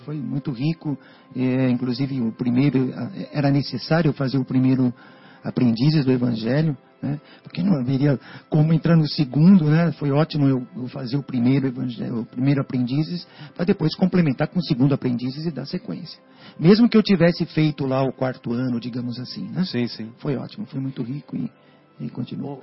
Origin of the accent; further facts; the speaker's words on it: São Paulo, Brazil; Sou, sou de São Paulo, capital